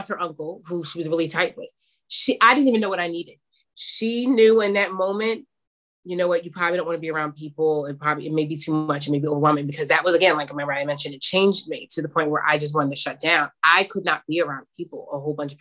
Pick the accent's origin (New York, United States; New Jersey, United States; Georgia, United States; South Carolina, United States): New Jersey, United States; Summit; my friend group that I grew up with in Summit, New Jersey.